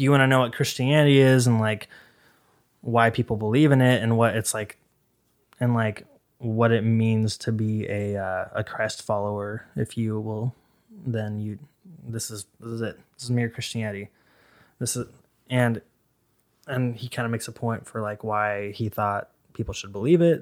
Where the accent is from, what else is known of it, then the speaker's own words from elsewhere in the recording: Boise, Idaho, United States; I was raised in Idaho